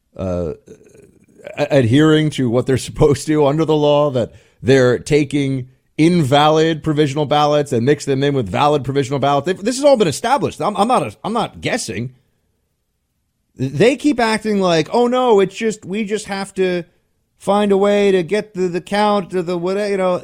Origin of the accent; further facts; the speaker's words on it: United States; I'm an American. I'm a citizen.